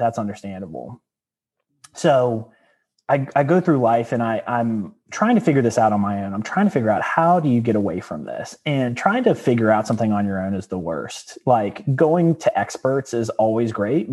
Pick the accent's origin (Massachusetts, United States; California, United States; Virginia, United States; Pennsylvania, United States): Virginia, United States; Danville; I was born in Danville, Virginia